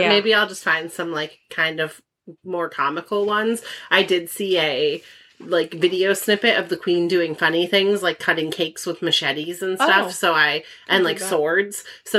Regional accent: United States; We are very American.

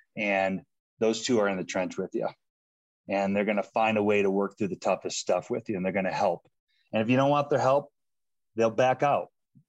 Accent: Boulder, Colorado, United States; And doing it in my hometown was special of Boulder, Colorado.

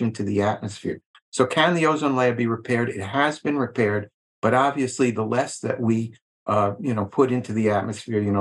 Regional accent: Long Island, New York, United States; I grew up on Long Island in New York

